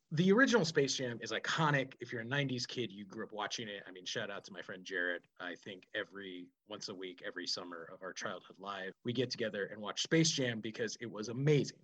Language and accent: English; outside of Chicago, Illinois, United States; we grew up outside of Chicago